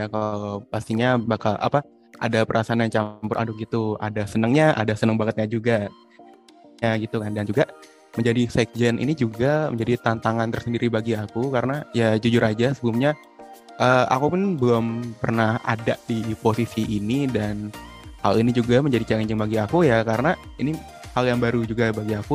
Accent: South Tangerang, Banten, Indonesia; now in Yogyakarta, Indonesia; aku kan asal dari Tangerang Selatan dan Tangerang Selatan itu kebetulan kayak keada uh, gak ada gitu makanan cara khasnya dari daerah ini sendiri

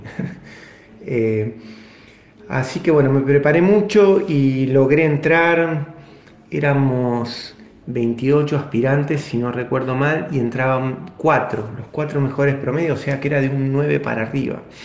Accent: Colón, Buenos Aires Province, Argentina; also born or lived in Avellaneda; mi pueblo es cerca de Pergamino, se llama Colón, está a 50 kilómetros de Pergamino

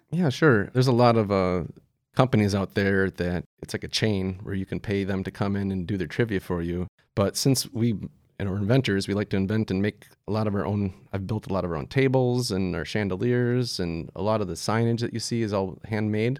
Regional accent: Wisconsin, United States; moved away as an adult; also born or lived in Colorado; I wanted to move back to my home state

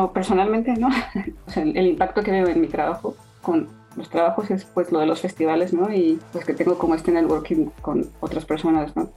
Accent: Mexico; soy mexicana, entonces crecí con ella

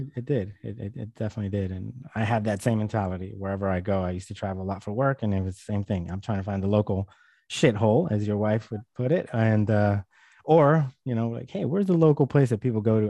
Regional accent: California, United States; I'm from California

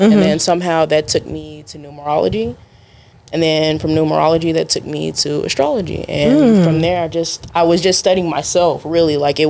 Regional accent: Arlington, United States; I'm originally from Arlington. Okay. So like I'm from the area.

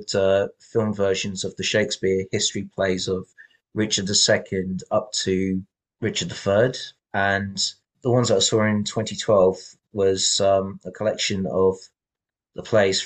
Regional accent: Valencia, Valencian Community, Spain; also born or lived in Essex, England; I grew up in Valencia, Spain

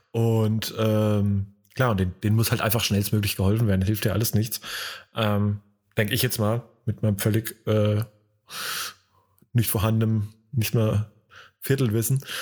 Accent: Hesse, Germany; now in North Rhine-Westphalia, Germany; jetzt zwar ja auch gebürtiger Hesse, aber mittlerweile ja äh, Bürger des, äh, von NRW

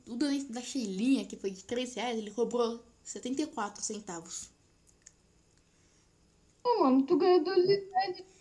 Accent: São Paulo, Brazil; Sou paulista do interior ainda, velho.

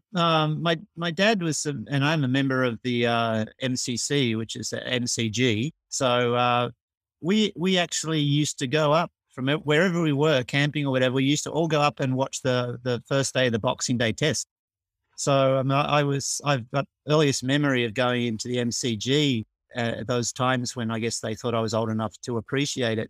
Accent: Melbourne, Victoria, Australia; moved away as an adult; now in Tokyo, Japan; I'm from Australia and from Melbourne. I still am from Melbourne, but I've actually spent my, more of my life living in Japan, in Tokyo, than, than in Australia

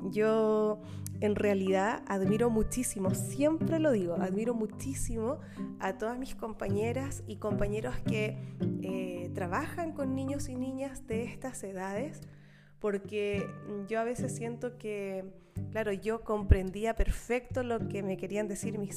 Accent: Chile; accent: Chilean; Parece que mm, mi acento chileno se parece mucho al acento canario, no lo sé.

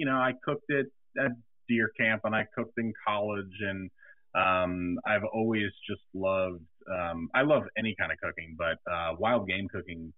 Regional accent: New York, United States; I grew up in New York with a dad that was a New York City fireman

